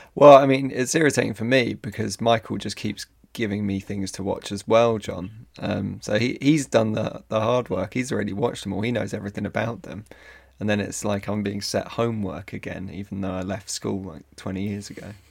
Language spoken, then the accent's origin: English; Ireland; I'm Irish